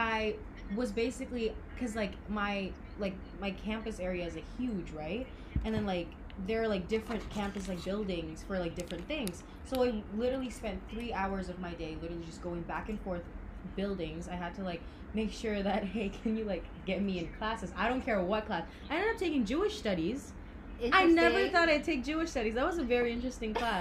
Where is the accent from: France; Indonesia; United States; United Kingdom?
Indonesia; Jakarta; moved away as an adult; we come from Jakarta.